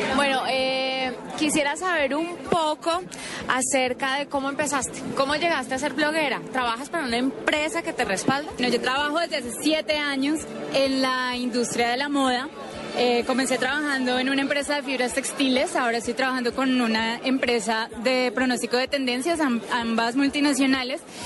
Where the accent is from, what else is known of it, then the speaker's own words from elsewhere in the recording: Cali, Valle del Cauca, Colombia; Yo soy de Cali también